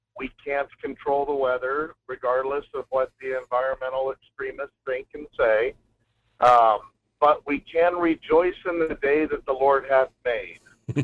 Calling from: Fairbanks, Alaska, United States; This is …. I'm calling from up in the Fairbanks area.

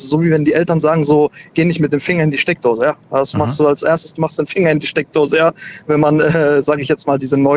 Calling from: Karlsruhe, Baden-Württemberg, Germany; Hi. Grüß dich, woher bist du? Hi, ich bin aus Karlsruhe.

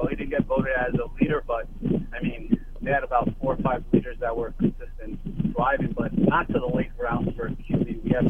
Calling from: New York City, New York, United States; from Queens, New York, Gotham City Crew.

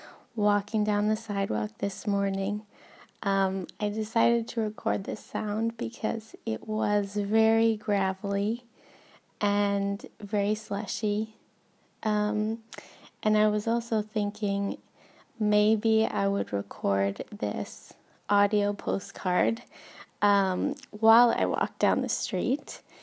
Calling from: Helsinki, Uusimaa, Finland; Diana, this is …, and I am calling from Helsinki.

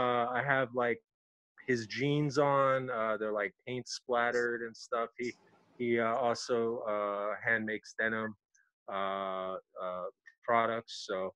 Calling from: Los Angeles, California, United States; Los Angeles.

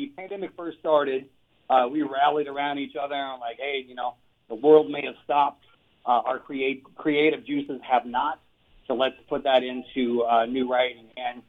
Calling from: Las Vegas, Nevada, United States; Yeah, I am at home here in Las Vegas, Nevada.

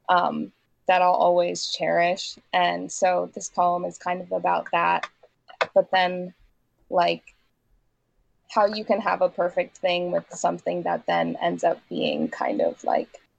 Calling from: Vermont, United States; I'm in southern Vermont right now.

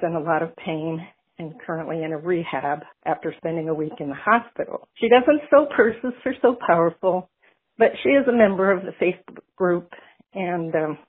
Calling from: Mesa, Arizona, United States; I'm calling from Mesa, Arizona.

